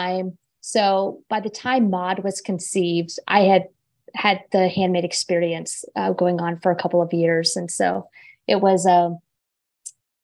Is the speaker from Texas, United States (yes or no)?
no; Florida, United States; moved away as an adult; also born or lived in Chicago area, Illinois; now in Chicago, United States; I grew up in Florida. Shout out to all my Floridians, and moved to the Chicago area after I graduated from college.